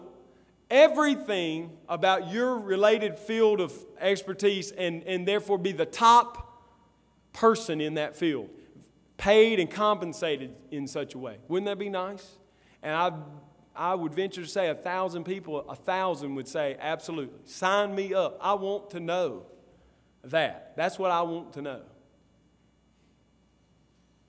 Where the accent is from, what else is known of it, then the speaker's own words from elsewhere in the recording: Columbus, United States; moved away; where I grew up in Columbus, at my grandmother's house